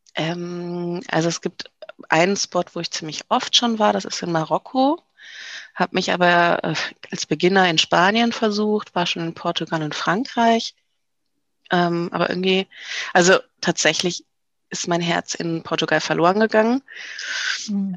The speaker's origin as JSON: {"language": "German", "town": "Düsseldorf", "region": "North Rhine-Westphalia", "country": "Germany", "said": "ich komme ja aus Düsseldorf"}